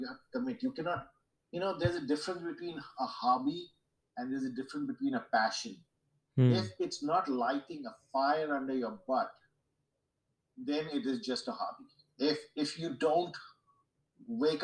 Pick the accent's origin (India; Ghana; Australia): India; Mumbai, Maharashtra; I grew up in Mumbai in the 60s.